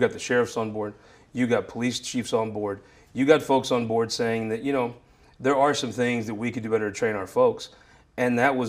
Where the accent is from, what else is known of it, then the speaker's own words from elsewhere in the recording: Missouri, United States; I was raised in the Boot Hill, a very fortunate family.